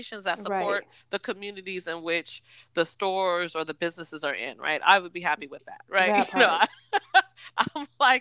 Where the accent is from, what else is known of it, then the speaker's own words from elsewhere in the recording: Seattle, Washington, United States; growing up in Seattle, there was a Rainier Vista Boys and Girls Club